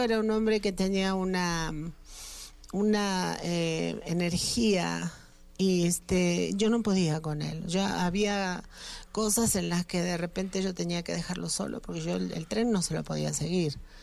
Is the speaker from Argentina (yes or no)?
yes; Argentina; now in Mexico; mi país, Argentina